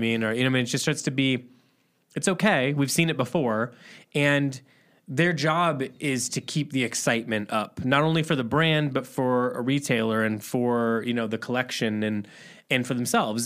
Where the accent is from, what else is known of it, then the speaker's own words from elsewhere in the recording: Midwest, United States; also born or lived in Chicago; We're from the Midwest